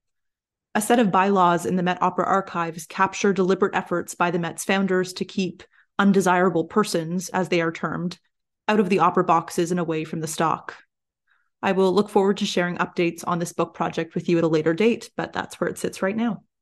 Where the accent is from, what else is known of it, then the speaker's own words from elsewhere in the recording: Canada; I am a Canadian historical musicologist